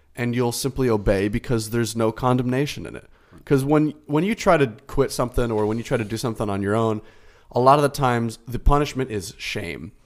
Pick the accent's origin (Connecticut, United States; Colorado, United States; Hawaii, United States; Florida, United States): Florida, United States; I was born and raised in Florida